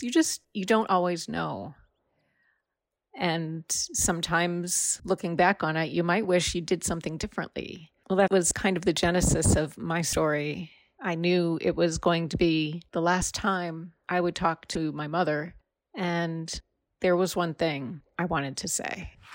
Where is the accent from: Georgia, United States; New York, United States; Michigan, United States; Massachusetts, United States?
Massachusetts, United States; Northampton; I'm from Northampton.